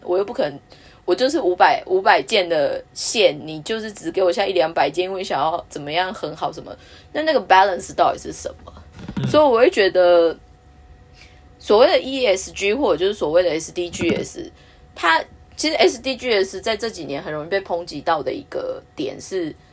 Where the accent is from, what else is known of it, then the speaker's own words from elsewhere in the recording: Taiwan; moved away; also born or lived in Japan; 我们台湾人的一些使用习惯